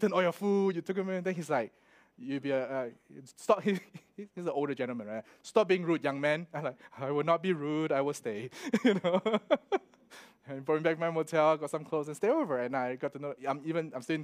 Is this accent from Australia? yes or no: yes; Melbourne, Victoria, Australia; I'm from Melbourne